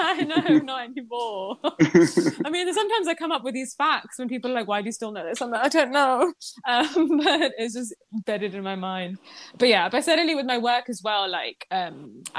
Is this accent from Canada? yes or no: no; Pakistan; moved away; me growing up in Pakistan